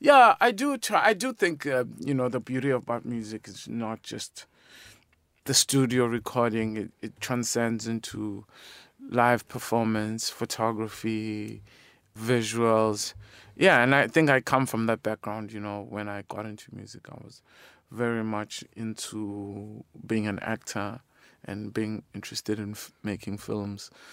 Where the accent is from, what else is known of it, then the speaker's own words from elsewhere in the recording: South Africa; being South African